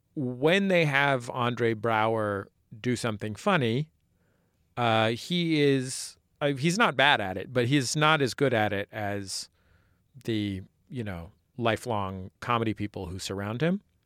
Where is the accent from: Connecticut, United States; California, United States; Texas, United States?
California, United States; San Francisco; moved away; a native San Franciscan myself